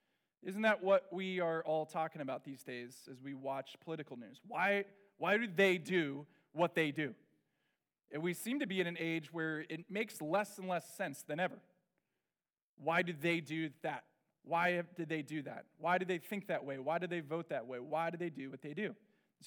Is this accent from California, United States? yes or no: yes; Orange County, California, United States; I grew up in Orange County